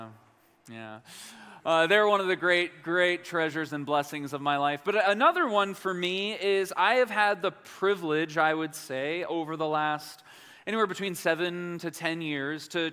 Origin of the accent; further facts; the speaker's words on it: northwest suburbs of Chicago, Illinois, United States; also born or lived in Detroit, Michigan / New York; I was raised in the northwest suburbs of Chicago.